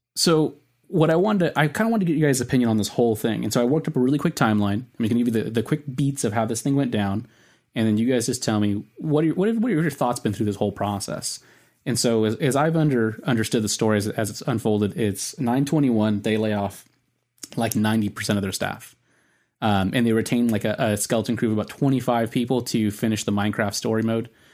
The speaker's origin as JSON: {"language": "English", "region": "Southern California", "country": "United States", "accent": "Southern California", "said": "my Southern California accent."}